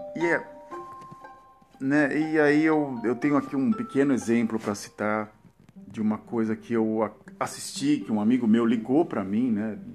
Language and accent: Portuguese; Brazil; moved away as an adult; now in Netherlands; do meu país de origem, esse Brasil